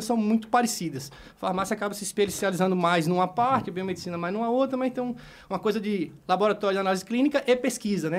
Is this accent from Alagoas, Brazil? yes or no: yes; Maceió, Alagoas, Brazil; Eu eu nasci e cresci em Maceió, Alagoas.